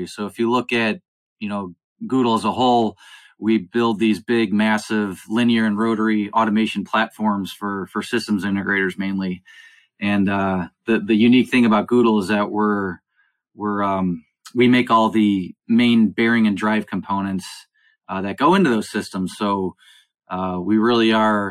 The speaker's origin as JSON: {"language": "English", "town": "Cleveland", "region": "Ohio", "country": "United States", "tie": "born or raised there", "said": "I was born and raised in Cleveland, Ohio. So I am a Buckeye."}